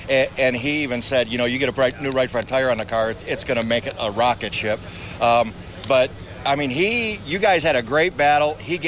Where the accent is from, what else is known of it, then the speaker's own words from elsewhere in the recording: Michigan, United States; we're both from Michigan